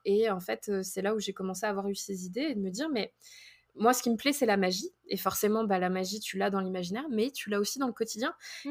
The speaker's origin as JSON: {"language": "French", "country": "France", "first_language": "French", "moved": "as an adult", "lives_now": "Minnesota, United States", "said": "on est français"}